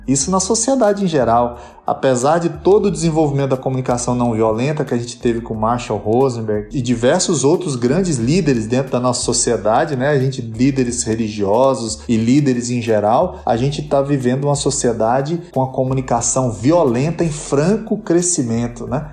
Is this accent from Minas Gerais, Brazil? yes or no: yes; Uberaba, Minas Gerais, Brazil; now in São Paulo, Brazil; eu sou de Uberaba também